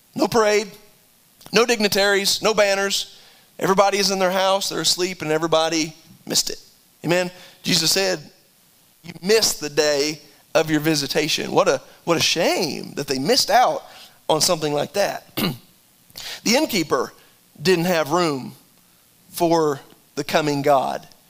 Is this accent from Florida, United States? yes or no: no; Wyoming, United States; I was born in Wyoming.